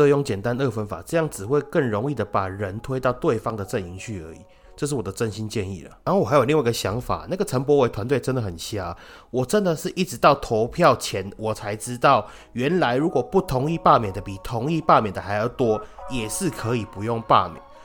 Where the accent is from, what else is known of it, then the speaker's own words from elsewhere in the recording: Taichung, Taiwan; 我们台中人